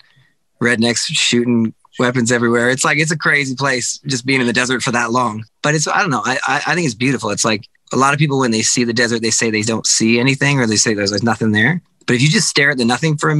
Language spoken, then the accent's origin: English; Calgary, Alberta, Canada; also born or lived in Vancouver, Canada; now in California, United States; I've lived in Vancouver for a long time, and I'm from Calgary, Alberta